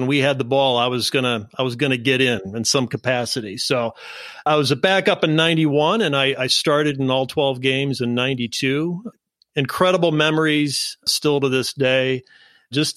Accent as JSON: {"language": "English", "region": "Ohio", "country": "United States", "tie": "born or raised there", "said": "I grew up in Ohio."}